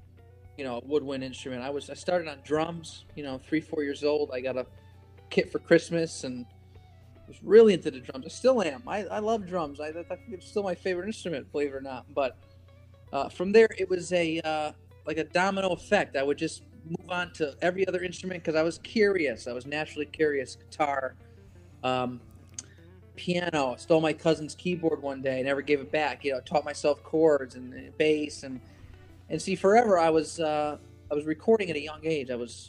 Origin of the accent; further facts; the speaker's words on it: Connecticut, United States; It was fairly average for the most part, except I had so much music at my disposal because my father was, you know, probably my biggest musical influence.